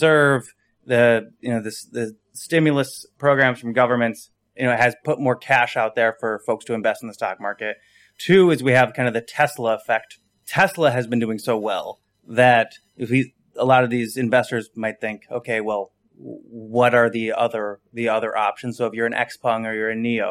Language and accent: English; west side of Michigan, United States; I'm from Michigan. I'm from the west side of Michigan